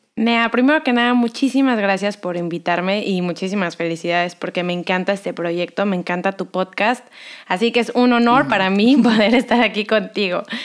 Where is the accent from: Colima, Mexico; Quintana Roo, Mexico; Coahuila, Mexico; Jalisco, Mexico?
Quintana Roo, Mexico; Cancún; moved away as an adult; also born or lived in Mexico City / Los Angeles, United States; yo nací en la Ciudad de México, crecí en Cancún, estudié aquí psicología, me voy a vivir a Los Ángeles